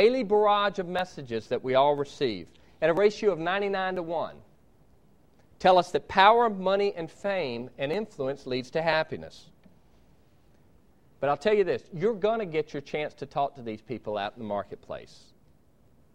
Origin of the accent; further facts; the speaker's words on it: Georgia, United States; I'm from Georgia